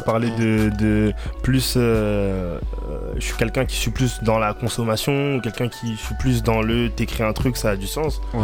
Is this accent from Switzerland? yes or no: no; Reims, Grand Est, France; moved away as an adult; now in Paris, France; je viens de Reims, ville du 51. Bah, je suis arrivé sur Paris, je suis nouveau